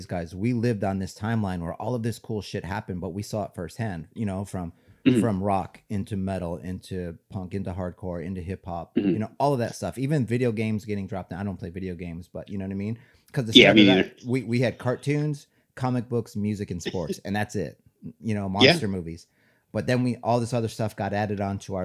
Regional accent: Midwest, United States; I'm from the Midwest as well

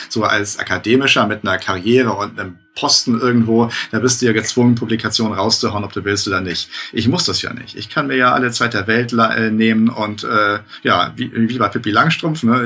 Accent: Northern Germany, Germany; ich als Norddeutscher

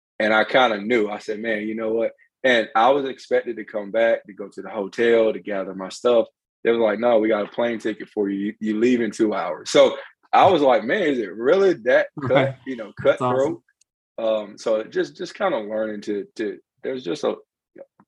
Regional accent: Tarboro, North Carolina, United States; now in Charlotte, United States; So currently reside here in Charlotte, but I'm from Eastern North Carolina, small town called Tallboro.

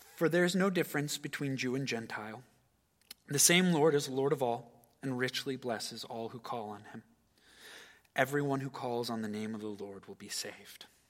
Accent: United States; As an American citizen

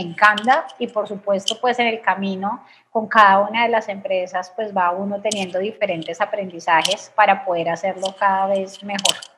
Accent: Bogotá, Colombia; soy eh, colombiana, como dijiste, nací en Bogotá, de familia eh, de Medellín, entonces de familia paisa

